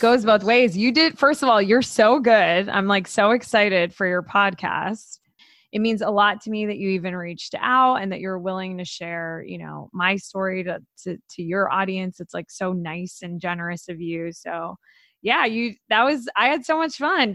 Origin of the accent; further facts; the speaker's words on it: Florida, United States; I'm from Florida